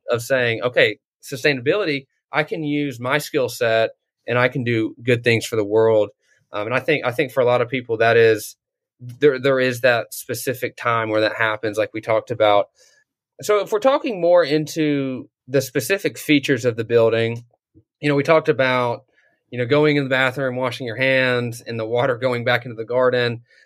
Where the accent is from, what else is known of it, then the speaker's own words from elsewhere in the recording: North Georgia, United States; I grew up in North Georgia